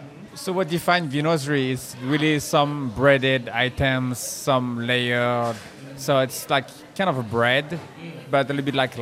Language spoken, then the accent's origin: English; France; moved away; So growing up in France